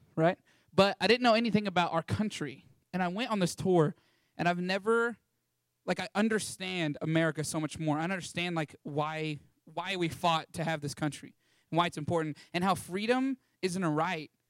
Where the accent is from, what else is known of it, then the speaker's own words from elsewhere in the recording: Canyon, Texas, United States; moved away as an adult; born and raised in Canyon, Texas